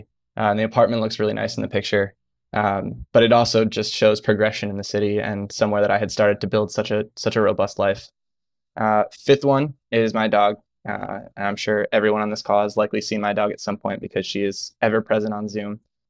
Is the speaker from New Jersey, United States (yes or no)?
yes; New Jersey, United States; moved away as an adult; also born or lived in Maryland / Brooklyn, New York; now in New York, United States; I grew up in New Jersey for background, and I went to the University of Maryland for undergrad, but came right back to New York. 6 days after I graduated, I moved to Brooklyn, and I've been in New York ever since.